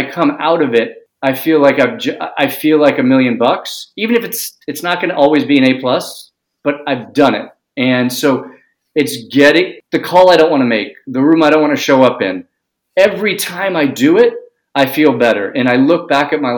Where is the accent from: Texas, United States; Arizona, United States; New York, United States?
New York, United States; New York City; I grew up in New York City.